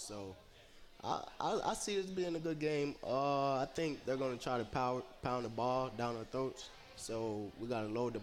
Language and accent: English; Harrisburg, Pennsylvania, United States; moved away; I'm from Harrisburg, Pennsylvania, the capital.